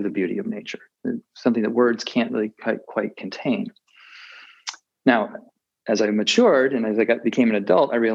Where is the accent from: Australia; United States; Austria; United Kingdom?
United States; Massachusetts; moved away as an adult; also born or lived in India / Taiwan; now in Maine, United States; I grew up in Massachusetts